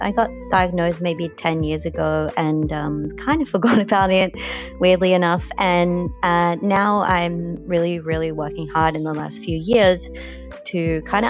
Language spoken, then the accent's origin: English; New Zealand; now in Melbourne, Australia; I'm calling from Melbourne. I was born in New Zealand.